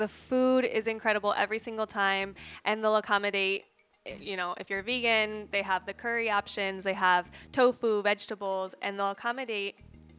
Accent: Ohio, United States; moved away as an adult; now in Playa del Carmen, Mexico; So I'm from Ohio, the Midwest.

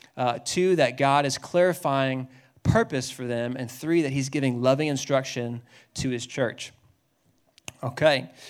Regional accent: Dallas, Texas, United States; I grew up in Dallas.

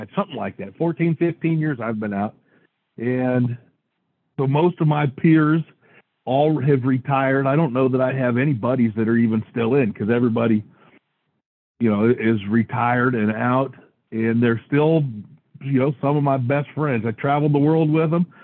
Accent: Washington, United States; I was from Washington

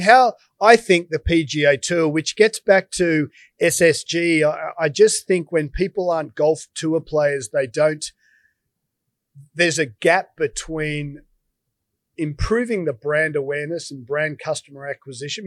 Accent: Australia; as an Aussie

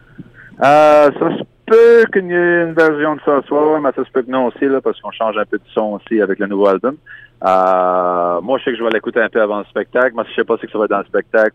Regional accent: Acadia, Nova Scotia, Canada; accent: Acadian; musique acadienne aussi avec mon, mon accent

